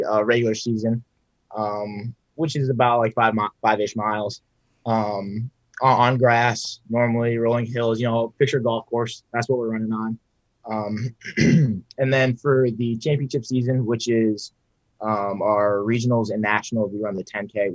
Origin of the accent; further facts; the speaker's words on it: Bryan, Ohio, United States; I'm from Bryan, Ohio, a little farm town